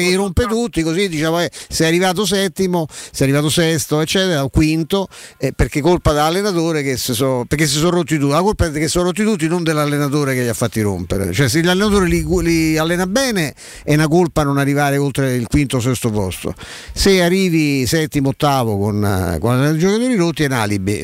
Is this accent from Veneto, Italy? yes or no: no; Rome, Lazio, Italy